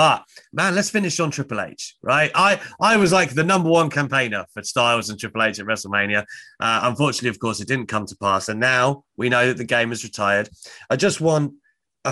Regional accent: United Kingdom; I'm obviously a Brit

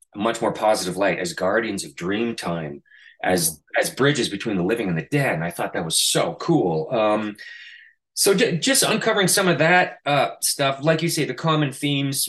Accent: Canada; now in New York City, United States; my hometown in Canada

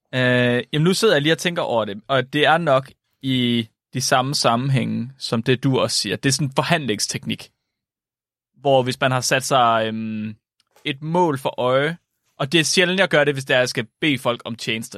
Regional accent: Jutland, Denmark; som jyde

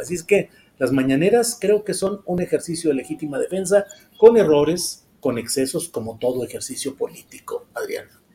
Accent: northern Mexico, Mexico; moved away; yo soy norteño, yo soy de por acá, de por estos rumbos

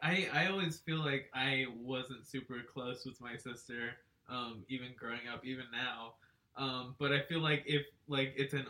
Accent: Texas, United States

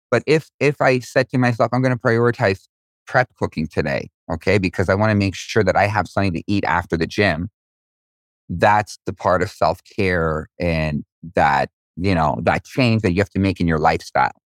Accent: Israel; I was born in Israel.

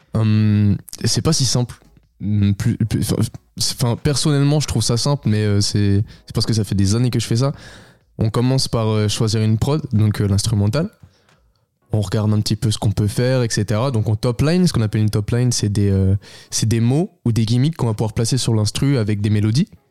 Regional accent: Beaune, Bourgogne-Franche-Comté, France; je suis originaire de Bourgogne

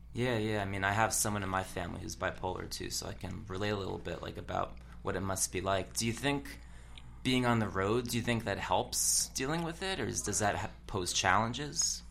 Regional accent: New Jersey, United States; I'm from New Jersey

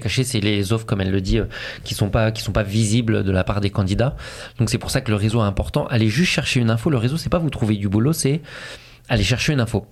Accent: France; now in Montreal, Canada; en tant que Français

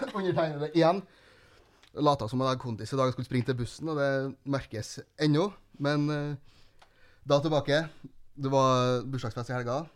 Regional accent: Fosen, Trøndelag, Norway; moved away as an adult; now in Trondheim, Norway; Jeg er fra Fosen

